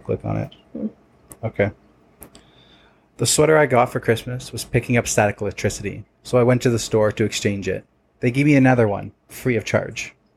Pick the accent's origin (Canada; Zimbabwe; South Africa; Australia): Canada; Toronto, Ontario; We're from Toronto